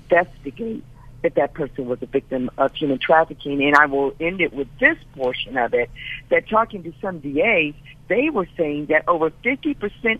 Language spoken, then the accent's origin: English; Los Angeles, California, United States; I'm African American. I'm from South Central LA.